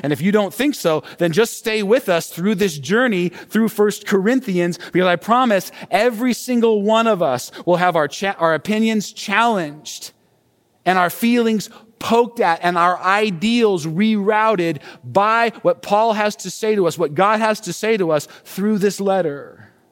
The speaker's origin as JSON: {"language": "English", "country": "United States", "said": "this way of thinking and living is actually very familiar for us as Americans"}